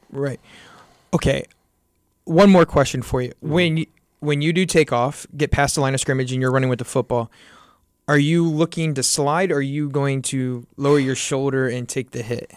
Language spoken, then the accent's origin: English; Kansas City, Missouri, United States; we're all from the Kansas City area